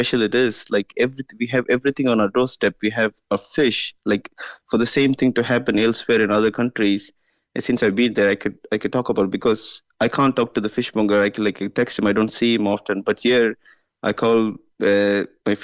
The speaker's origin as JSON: {"language": "English", "town": "Chennai", "region": "Tamil Nadu", "country": "India", "also_born_or_lived": "London / United States / Belgium", "moved": "as an adult", "lives_now": "Kinsale, Ireland", "said": "I am originally from India. I'm from Chennai."}